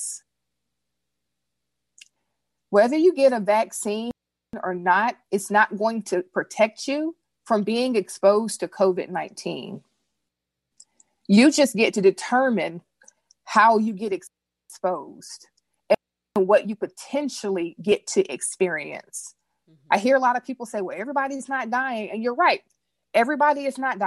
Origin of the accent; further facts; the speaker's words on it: United States; I'm an American